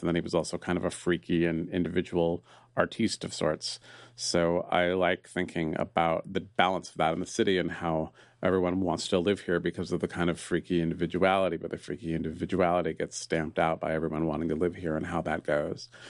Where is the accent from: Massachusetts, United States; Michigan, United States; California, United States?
California, United States; San Francisco; I was raised near Sterngove, and it was a, a park of my childhood